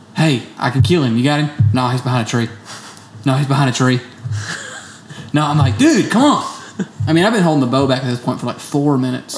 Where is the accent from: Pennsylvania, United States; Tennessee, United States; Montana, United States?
Tennessee, United States; my home state